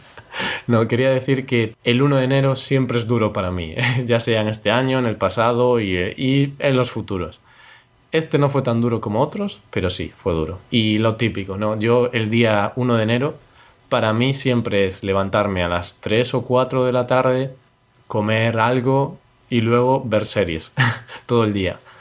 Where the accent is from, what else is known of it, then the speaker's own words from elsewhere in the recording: Spain; also born or lived in Poland; somos españoles